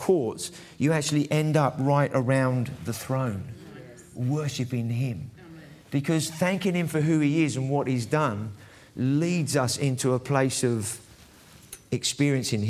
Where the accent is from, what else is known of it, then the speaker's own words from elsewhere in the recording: England, United Kingdom; I might have a Scottish surname, but I'm English, really